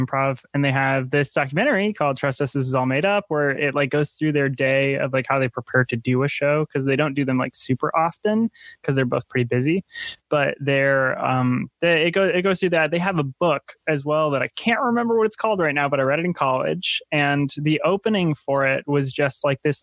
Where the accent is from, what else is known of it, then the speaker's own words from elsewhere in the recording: Minnesota, United States; I'm from Minnesota